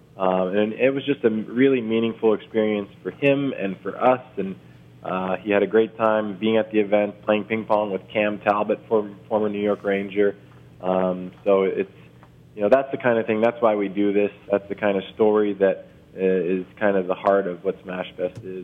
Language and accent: English; Toronto, Ontario, Canada; born or raised there